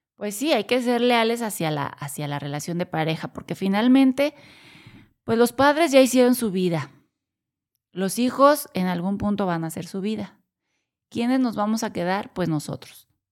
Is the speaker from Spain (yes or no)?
no; Mexico; also born or lived in Corregidora, Querétaro; Somos de México y vivimos en, Querétaro, corregidora Querétaro.